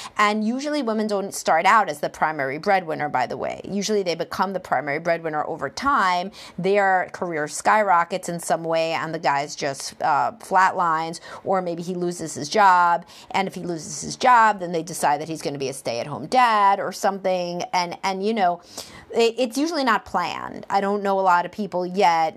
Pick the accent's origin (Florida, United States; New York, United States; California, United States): New York, United States; Brooklyn; accent: Brooklyn; my Brooklyn accent.